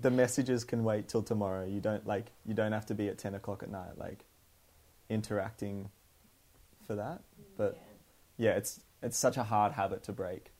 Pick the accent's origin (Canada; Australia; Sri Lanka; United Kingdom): Australia; Canberra, Australian Capital Territory; moved away as an adult; also born or lived in Melbourne; now in Sydney, Australia; I grew up in Canberra